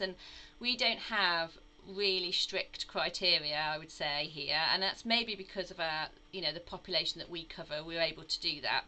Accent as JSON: {"language": "English", "region": "Midlands", "country": "United Kingdom", "also_born_or_lived": "Dudley / Worcester", "moved": "as an adult", "lives_now": "North Devon, United Kingdom", "said": "you can probably tell from my accent uh, that I'm actually not from the southwest, but I'm actually from the Midlands."}